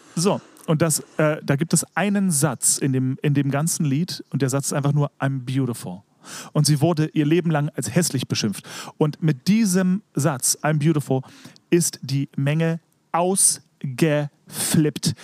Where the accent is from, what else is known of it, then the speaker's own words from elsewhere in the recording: Berlin, Germany; ich war ja als Kind im Staats- und Domchor Berlin